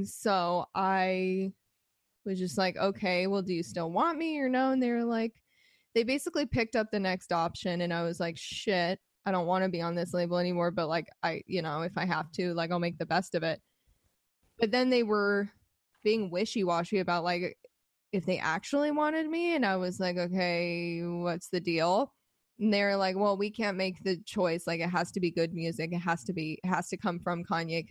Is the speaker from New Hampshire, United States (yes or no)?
no; Arizona, United States; I'm from Arizona and like I just didn't grow up around music industry shit